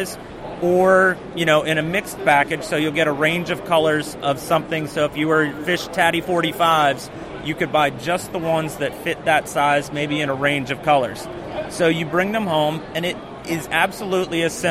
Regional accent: New Jersey Shore, United States; moved away as an adult; now in South Carolina, United States; grew up surf fishing on the New Jersey Shore

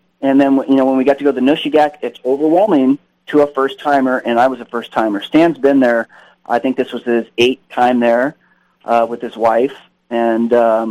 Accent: Southern California, United States; also born or lived in Sierra Nevada; I grew up in the Sierras. You know, I grew up in Southern California

